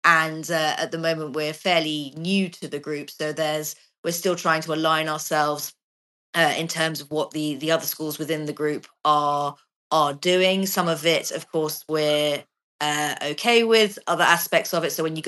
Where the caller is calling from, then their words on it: Portugal; I'm actually joining you from Portugal.